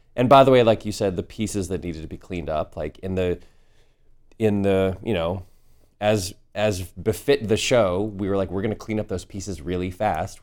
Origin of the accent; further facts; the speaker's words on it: the Northeast, New England, United States; Sturbridge village where I grew up in the Northeast